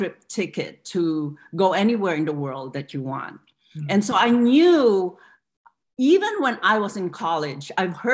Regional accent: Philippines; now in United States; I'm an immigrant from the Philippines

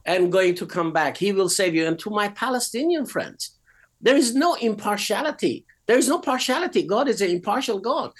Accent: Iran; moved away as an adult; also born or lived in United Kingdom; I was born in Iran, and at the age of six, I had a absolutely glorious vision of Christ

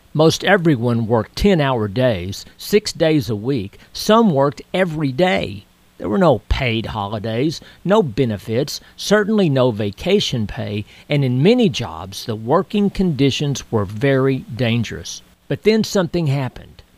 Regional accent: Texas, United States; when I was a kid growing up in Texas

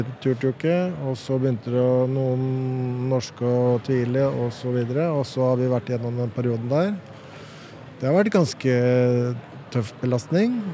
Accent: Oslo, Norway; jeg har vokst opp på Nordstrand

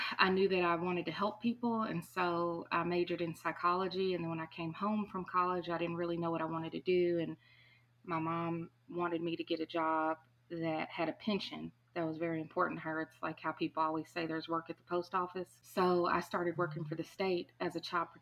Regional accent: Louisville, Kentucky, United States; also born or lived in Wichita, Kansas; I live here in Louisville, Kentucky. I was born in Wichita, Kansas, but I was raised here

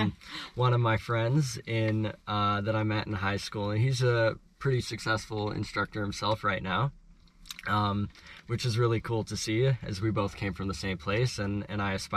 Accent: Edmonton, Alberta, Canada; So basically, we both come from Edmonton, so where the company starts, and the CEO as well. So we're all from Edmonton, and my journey starts in Edmonton. At about 8 years old, I picked up a snowboard.

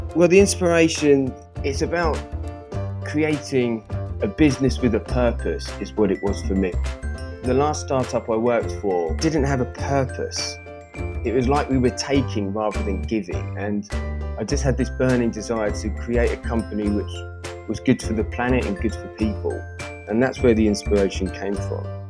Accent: Brighton, South East England, United Kingdom; moved away as an adult; also born or lived in Paris, France; now in Stockholm, Sweden; I actually grew up in Brighton, just south of London, with my family.

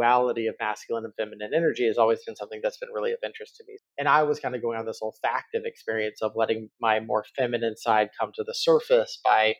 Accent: Texas, United States; As a kid growing up in Texas

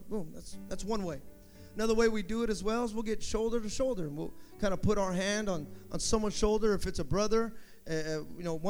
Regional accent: the Bay Area, California, United States; I'm from the Bay

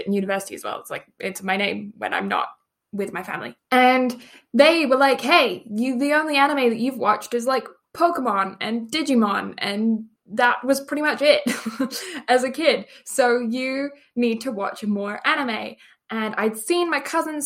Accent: England, United Kingdom; now in Canada; I am English Canadian person, born in England, now live in Canada

